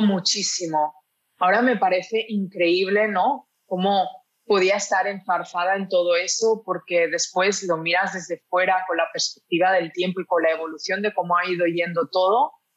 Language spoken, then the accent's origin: Spanish; a city near Barcelona, Catalonia, Spain; moved away as an adult; also born or lived in Mallorca; now in Lisbon, Portugal; nací en una ciudad cerca de Barcelona, pero desde los 18 años que vivía en Barcelona ciudad